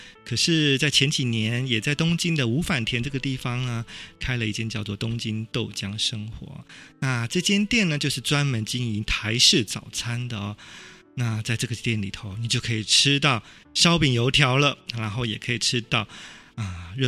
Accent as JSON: {"language": "Chinese", "country": "Taiwan", "tie": "born or raised there", "moved": "as an adult", "lives_now": "Tokyo, Japan", "said": "可以让我们这些异乡游子透过食物呢，舌尖的美味，回到我们的故乡台湾。"}